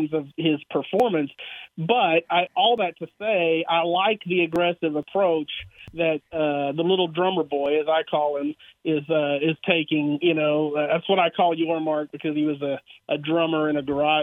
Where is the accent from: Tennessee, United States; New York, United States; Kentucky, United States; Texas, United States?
Texas, United States; Brenham; growing up in Brenham, you know, I mean, I was just down the road.